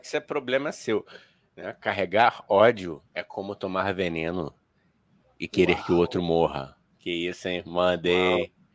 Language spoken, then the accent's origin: Portuguese; Rio de Janeiro, Brazil; also born or lived in Tijuca; eu sou originário da Vila da Penha, depois passei pela Tijuca e hoje rodo o mundo